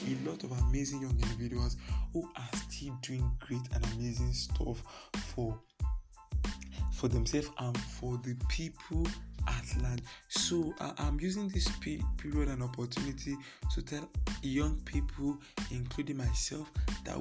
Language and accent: English; Idanre, Ondo, Nigeria; That is actually my constituency where I come from, Idore. I'm from Idore